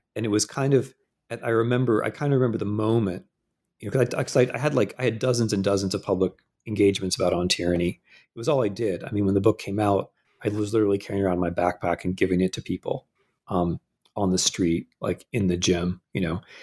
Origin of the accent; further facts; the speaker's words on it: Midwest, United States; moved away as an adult; I'm a Midwesterner